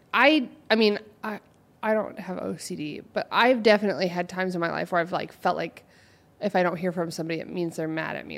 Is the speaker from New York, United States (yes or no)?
no; Oregon, United States; moved away; I'm from O, Oregon